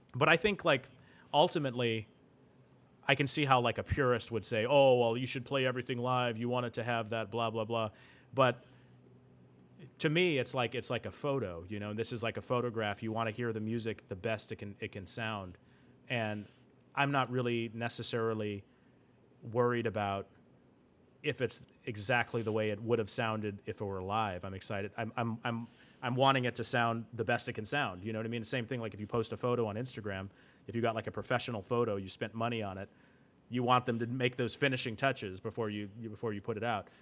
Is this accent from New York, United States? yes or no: no; Vancouver, Washington, United States; first language English; also born or lived in Seattle area, Washington; When I entered into the sixth grade, we moved from, um, the Seattle area in Washington, um, to Vancouver, Washington, which is, um, south. So it's really close to Portland, Oregon. I usually just tell people I'm from Portland, Oregon